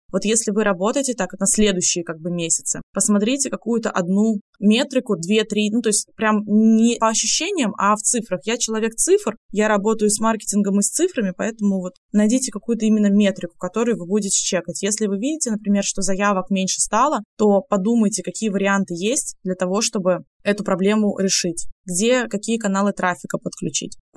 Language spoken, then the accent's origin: Russian; Tomsk, Tomsk Oblast, Russia; now in Moscow, Russia; Я уехала из Томска, зачем мне возвращаться обратно? Поэтому я остаюсь пока что в Москве.